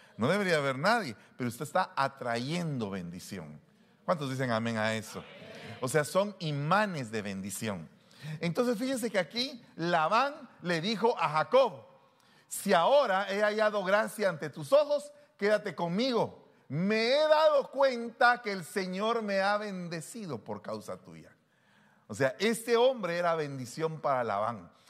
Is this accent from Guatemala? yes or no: yes; Guatemala; había vivido en esos dos años como que era gringo siendo guatemalteco